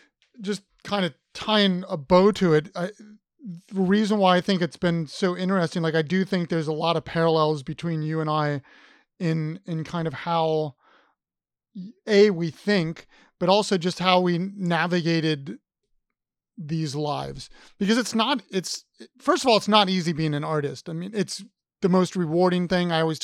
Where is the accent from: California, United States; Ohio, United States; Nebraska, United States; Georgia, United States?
Ohio, United States; Columbus; I'm from Columbus, damn it. I'm an Ohio guy.